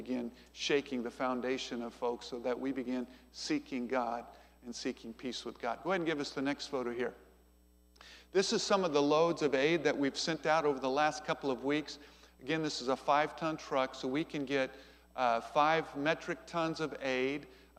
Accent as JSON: {"language": "English", "country": "United States", "said": "I'm from America."}